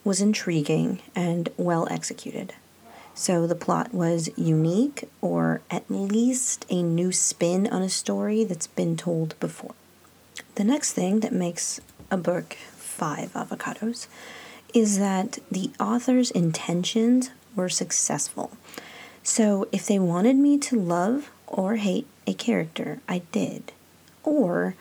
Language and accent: English; California, United States; now in Illinois, United States; I'm from California. My great-grandparents were from Mexico.